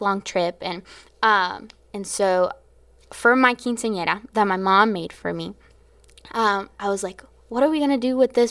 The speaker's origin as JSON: {"language": "English", "region": "Florida", "country": "United States", "said": "I was from Florida"}